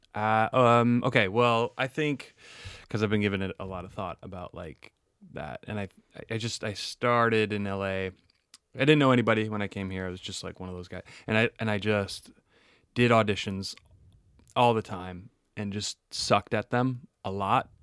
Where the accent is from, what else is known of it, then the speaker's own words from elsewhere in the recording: Wisconsin, United States; I'm from Wisconsin and we like dairy there